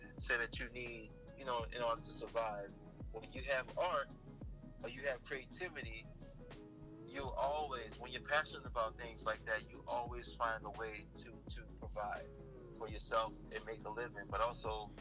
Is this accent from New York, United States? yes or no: no; New Orleans, Louisiana, United States; I grew up in New Orleans where there was art all around me